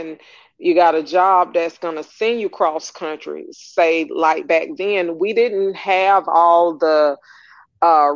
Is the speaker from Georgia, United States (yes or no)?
yes; Atlanta, Georgia, United States; I'm from Atlanta, I'm a native